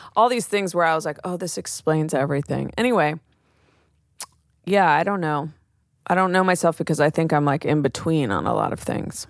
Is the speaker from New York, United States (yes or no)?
no; Oakland, California, United States; growing up in Oakland